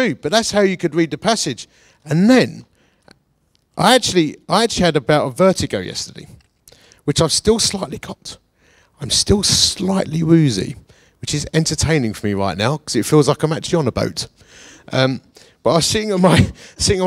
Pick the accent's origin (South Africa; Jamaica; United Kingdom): United Kingdom; Essex, East of England; also born or lived in Bath / Radstock; now in Chesterfield, United Kingdom; I say with an R and an F, because I'm from Essex.